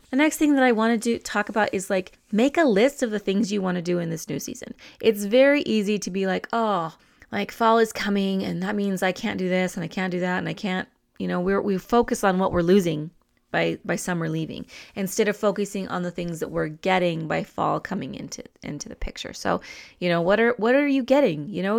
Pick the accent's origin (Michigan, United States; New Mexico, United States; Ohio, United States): New Mexico, United States; I'm more of a roasted chili person because I'm from New Mexico.